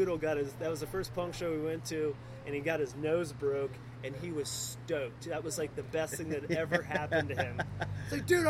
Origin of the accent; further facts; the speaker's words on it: Sarasota, Florida, United States; now in Gainesville, United States; That's what was such a hard transition for me growing up in Sarasota, because there was a lot of fighting all the time down there.